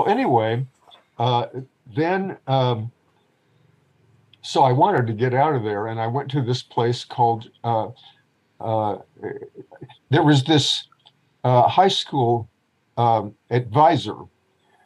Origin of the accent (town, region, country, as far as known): Springfield, Missouri, United States; born or raised there; also born or lived in Louisiana / Minnesota